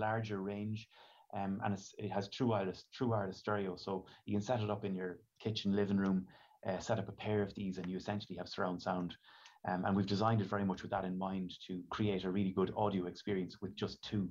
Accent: Ireland; here in Ireland

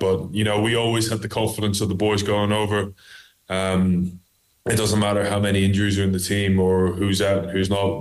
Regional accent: Ireland; I grew up in Ireland, so I actually started off with Gaelic

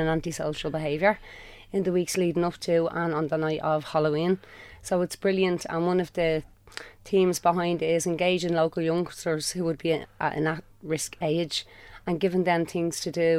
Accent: Dublin, Leinster, Ireland; I'm an artist from Ringsend

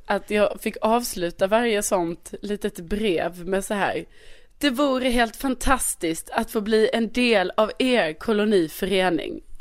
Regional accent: Skåne, Sweden; also born or lived in Värmland; jag är ju ändå från Skåne

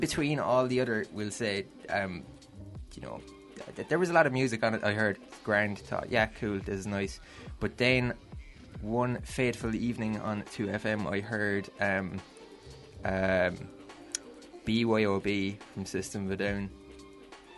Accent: Myrtleville, Munster, Ireland; also born or lived in Crosshaven; I grew up out in Noville, which people know from Noville Cove

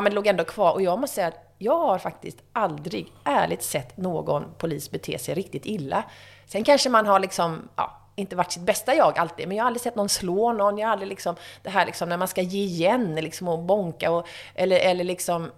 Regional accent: Gothenburg, Västra Götaland, Sweden; moved away as an adult; also born or lived in Stockholm; som göteborgare

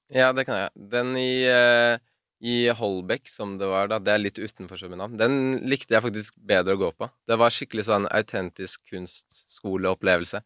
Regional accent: Oslo, Norway; Jeg er fra Bislett.

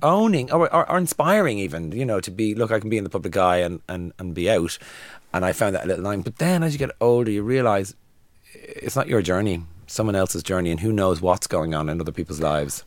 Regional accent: Dublin, Leinster, Ireland; I'm from Dublin

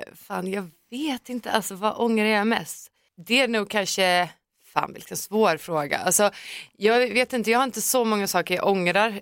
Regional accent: Finland; now in Stockholm, Sweden; den svenska populärkulturen som man var uppväxt med

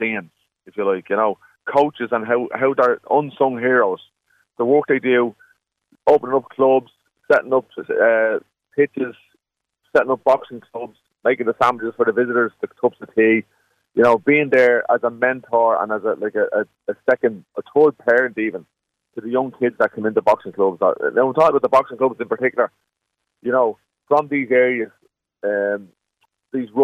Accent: Dublin, Leinster, Ireland; we grew up in Neilstown.

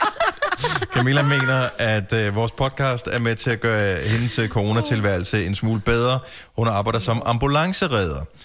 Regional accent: Funen, Southern Denmark, Denmark; now in Copenhagen area, Denmark; jeg er opvokset på Fyn

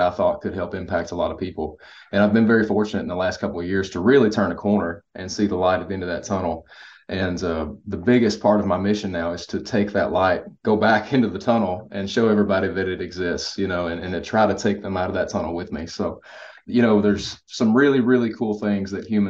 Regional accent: Kentucky, United States; I'm from Kentucky.

